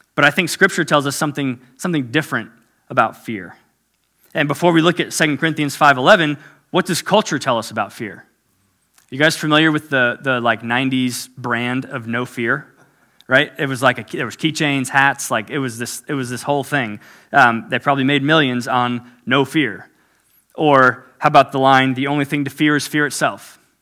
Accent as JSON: {"language": "English", "region": "South Florida", "country": "United States", "tie": "born or raised there", "said": "I was born and raised in South Florida, so native Floridian"}